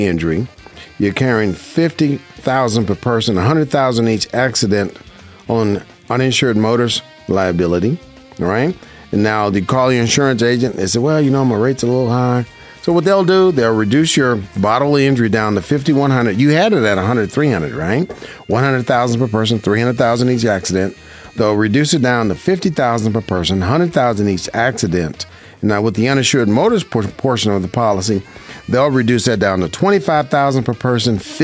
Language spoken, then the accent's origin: English; Las Vegas, Nevada, United States; I was born and raised in Vegas, and I love it. This is my hometown.